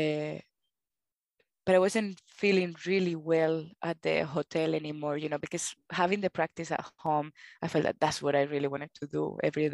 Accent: Spain; accent: Spanish; English is a second language; moved away as an adult; now in Australia; I have my Spanish accent

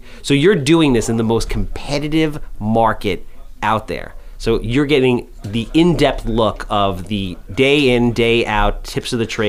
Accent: grew up near Bellmore, Long Island, New York, United States; I'm from New York

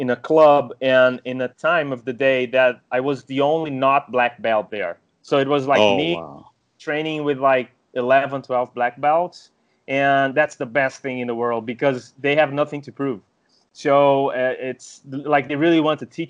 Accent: Brazil; I was born in Brazil

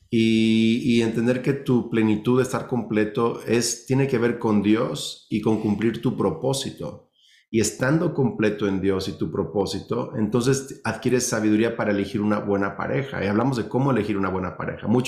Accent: Mexico; aunque los dos tenemos familias que crecimos en México, viven en México, pero nuestros papás son de Estados Unidos, somos biculturales, bilingües.

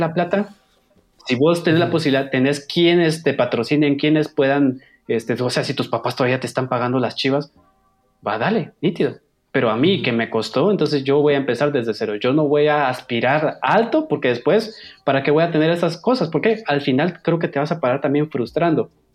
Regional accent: Guatemala; dejé mi semillita en este país como guatemalteco

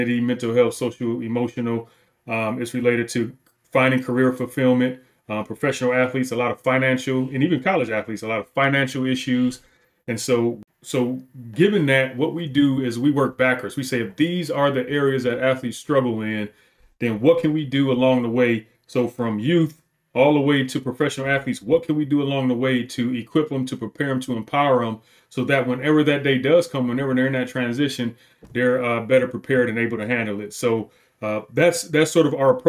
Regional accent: Detroit, Michigan, United States; moved away; also born or lived in Wisconsin; I grew up in Detroit

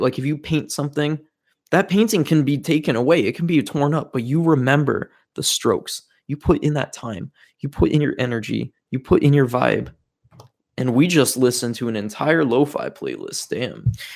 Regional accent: Fargo, North Dakota, United States; moved away; We came from Fargo, North Dakota, the middle of nowhere

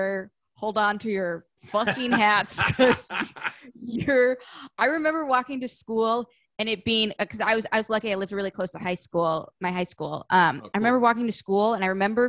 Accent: Winnetka, Illinois, United States; born or raised there; now in Los Angeles, United States

